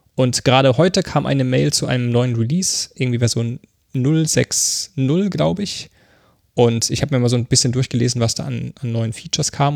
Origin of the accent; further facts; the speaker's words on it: Mannheim, Baden-Württemberg, Germany; moved away as an adult; now in Berlin, Germany; Ich komme ursprünglich aus Mannheim, bin aber vor über neun Jahren nach Berlin gezogen.